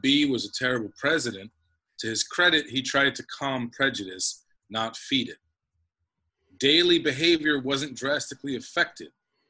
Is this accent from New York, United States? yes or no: yes; New York, United States; as a New Yorker